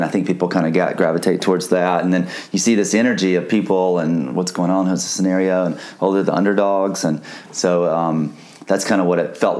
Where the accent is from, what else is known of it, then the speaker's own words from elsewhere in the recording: Midwest, United States; moved away as an adult; also born or lived in Hermosa Beach area, California; now in Hermosa Beach, United States; And I've lived here for 4 years, I'm from the Midwest